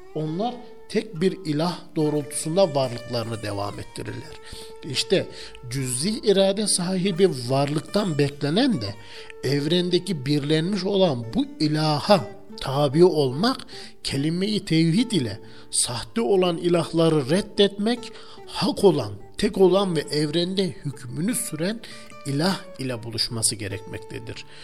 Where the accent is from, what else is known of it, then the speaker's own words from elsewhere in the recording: Turkey; biz Türkler olarak